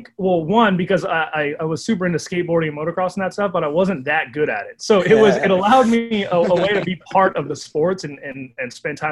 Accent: San Pedro, California, United States; I grew up in San Pedro, California

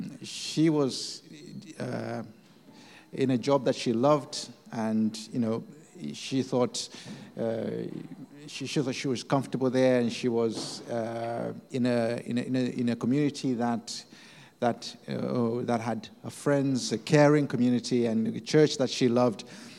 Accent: Kapiri Mposhi, Central Province, Zambia; We are from Zambia, a town called Kapiri.

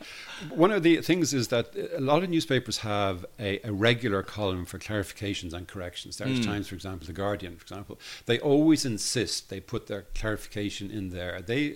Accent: Dublin, Leinster, Ireland; also born or lived in Belfast; I'm from Dublin.

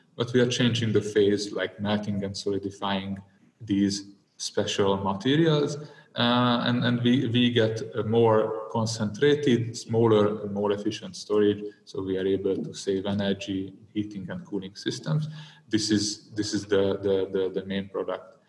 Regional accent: Hungary; I'm from I'm from Hungary.

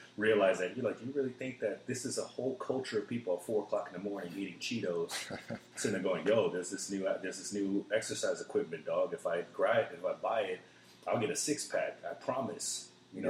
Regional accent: North Carolina, United States; now in Austin, United States; I was born in North Carolina, so I'm an American through and through.

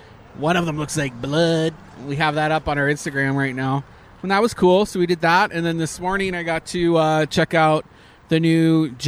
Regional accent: Canada; I'm Canadian.

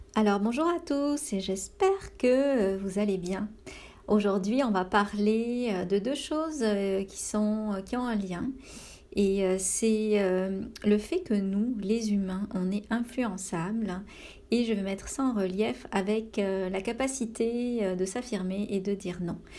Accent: France; now in Canada; Je suis française et j'habite au Canada depuis 15 ans

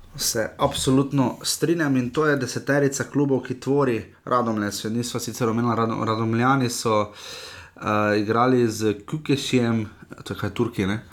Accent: Slovenia

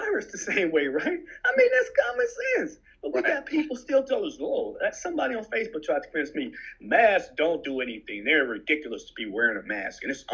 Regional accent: United States; we're from America

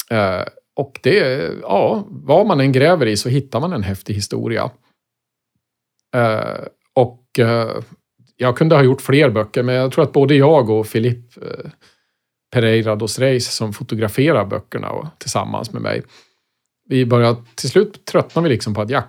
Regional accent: Västmanland, Sweden; Och allt började naturligtvis hemma i Västmanland. Eh, varje morgon när jag var liten så åkte jag skolbuss och från fönstret på bussen så kunde jag då se ett gammalt hus stå i vägkanten.

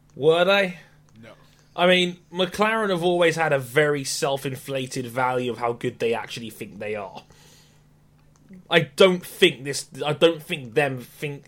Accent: United Kingdom; being British

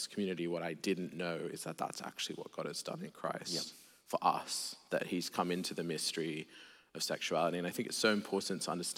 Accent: Sydney, New South Wales, Australia; I grew up in an agnostic atheist home in Sydney, Australia

